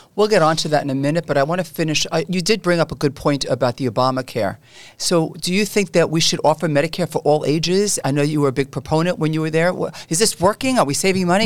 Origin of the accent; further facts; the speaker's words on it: New York City, New York, United States; I grew up in Canarsie